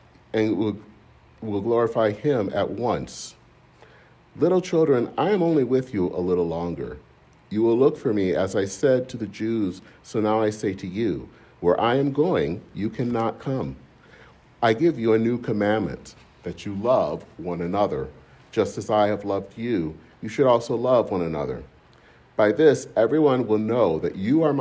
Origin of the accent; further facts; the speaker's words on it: Michigan, United States; In my hometown in Michigan